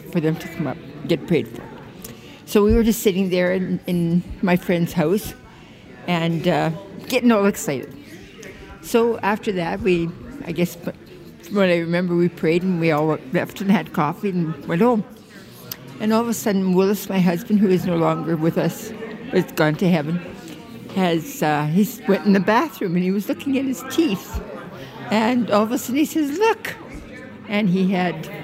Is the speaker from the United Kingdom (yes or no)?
no; Abbotsford, British Columbia, Canada; my hometown, which was Abbotsford.